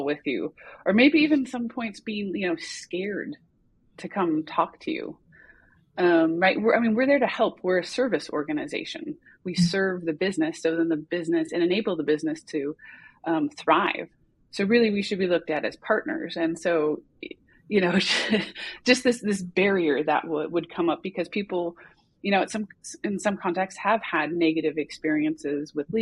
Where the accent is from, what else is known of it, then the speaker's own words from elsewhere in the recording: United States; moved away as an adult; also born or lived in California; now in Copenhagen, Denmark; I'm an American who is an expat living in Denmark in Copenhagen